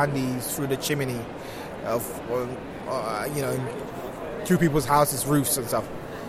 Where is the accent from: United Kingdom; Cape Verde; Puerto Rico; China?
United Kingdom; London; also born or lived in Ghana; now in Netherlands; I was born in Holland, but I didn't grow up here, so I grew up between Ghana and UK, United Kingdom. London to be specific.